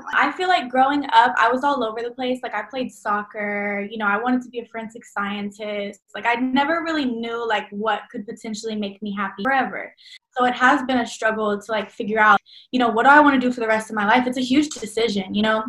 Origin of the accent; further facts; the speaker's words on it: Dallas, Texas, United States; I'm from Dallas, Texas, born and raised. I'll probably stay here for as long as I can